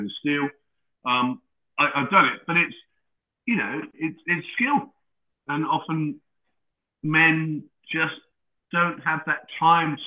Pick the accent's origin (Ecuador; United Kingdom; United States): United Kingdom; Lowestoft, East of England; I was born in Lowestoft in Suffolk